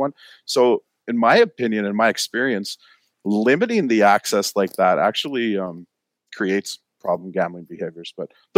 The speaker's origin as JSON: {"language": "English", "area": "East Coast", "region": "Newfoundland and Labrador", "country": "Canada", "tie": "born or raised there", "moved": "yes", "said": "I grew up on the East Coast"}